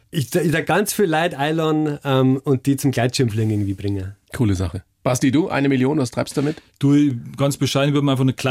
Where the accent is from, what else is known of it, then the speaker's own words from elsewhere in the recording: Bavaria, Germany; Ich bin ja selber Oberpfälzer.